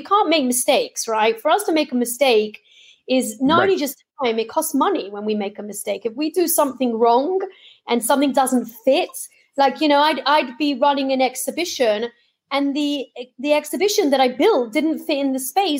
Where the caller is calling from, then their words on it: Tel Aviv, Tel Aviv District, Israel; I'm actually in Tel Aviv, Israel, believe it or not.